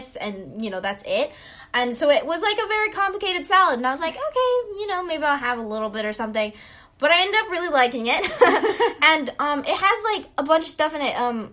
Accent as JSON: {"language": "English", "region": "Hawaii", "country": "United States", "said": "I am from Hawaii"}